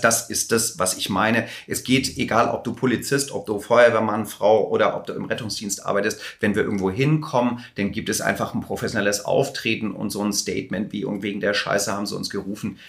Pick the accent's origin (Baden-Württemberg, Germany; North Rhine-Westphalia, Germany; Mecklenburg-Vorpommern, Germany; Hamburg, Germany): Hamburg, Germany; ich komme aus Hamburg